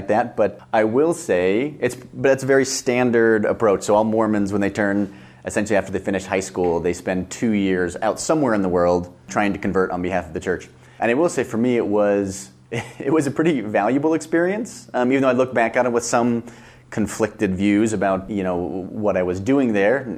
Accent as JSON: {"language": "English", "town": "Salt Lake City", "region": "Utah", "country": "United States", "tie": "born or raised there", "also_born_or_lived": "Helsinki", "said": "I grew up in Salt Lake City"}